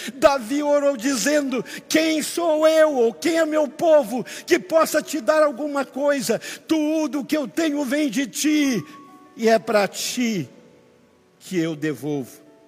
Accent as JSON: {"language": "Portuguese", "region": "Amapá", "country": "Brazil"}